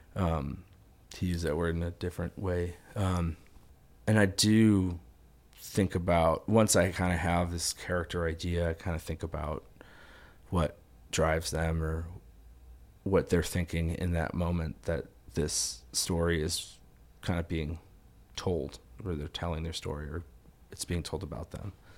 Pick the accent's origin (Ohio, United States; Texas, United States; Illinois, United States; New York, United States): Illinois, United States; Chicago; I grew up in Dunning